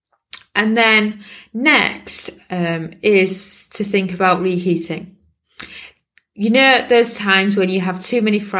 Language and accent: English; United Kingdom; me being British